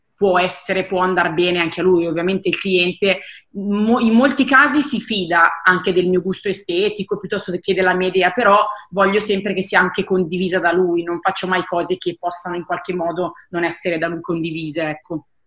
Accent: Seregno, Lombardy, Italy; ho 28 anni e sono di Seregno

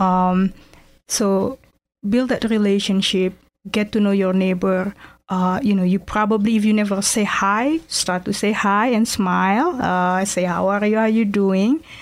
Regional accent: Jakarta, Indonesia; English is a second language; moved away as an adult; now in Erie, United States; I'm from Jakarta, Indonesia

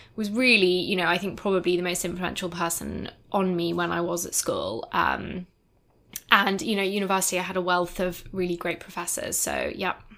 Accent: Edinburgh, Scotland, United Kingdom; I am from Edinburgh

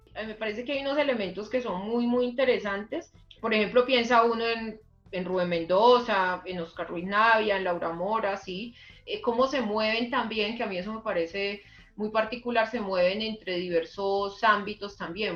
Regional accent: Colombia; como colombianos

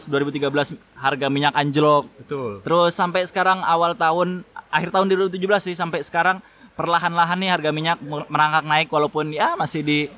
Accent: Pekanbaru, Riau, Indonesia; Soalnya ini gua kan dari Pekanbaru ya.

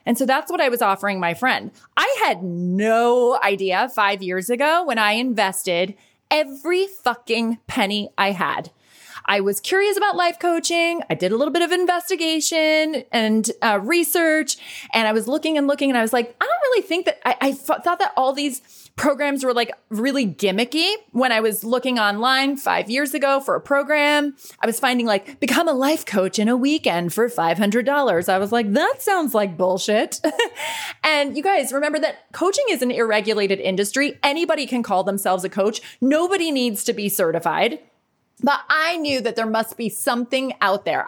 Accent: United States; moved away; also born or lived in Dublin, Ireland / New York City; as an American kid

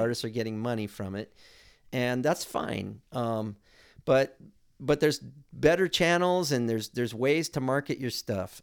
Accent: Hermosa Beach, California, United States; I grew up in Hermosa Beach in the South Bay

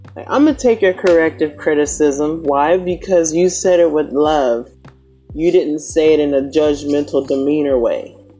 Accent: the South, United States; I'm from the South, and it's Southern hospitality

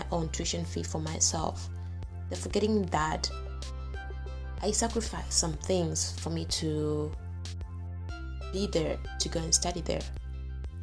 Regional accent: Tanzania; moved away as an adult; I'm from Tanzania

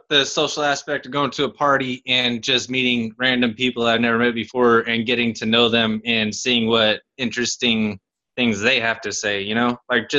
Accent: United Kingdom; I don't lie. Huh? I'm British. I would never.

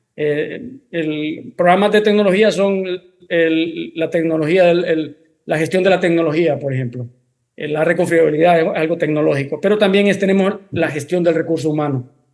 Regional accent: Honduras; also born or lived in Spain; Soy, soy mitad español, mitad hondureño. Eh, resido en Honduras.

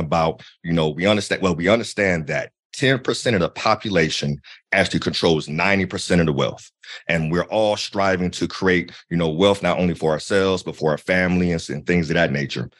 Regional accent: Akron, Ohio, United States; I'm a kid from Akron

